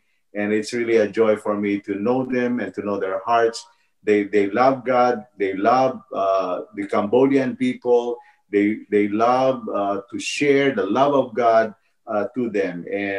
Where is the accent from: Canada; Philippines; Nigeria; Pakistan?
Philippines; moved away as an adult; now in North Carolina, United States; I was born in the Philippines, and I moved here in the U.S. in 1995 with my wife, and God blessed us with 2 boys. But now we're residing here in North Carolina